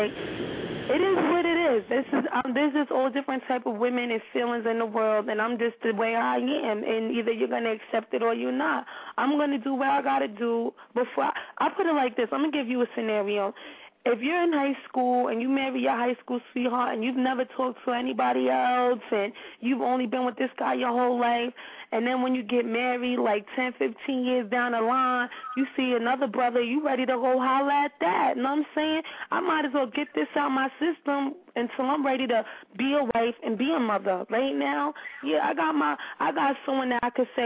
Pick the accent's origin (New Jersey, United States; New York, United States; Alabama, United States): New York, United States; New York City; I'm from Harlem